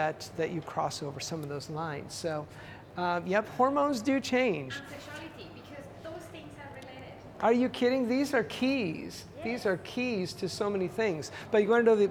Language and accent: English; Canada; I'm Canadian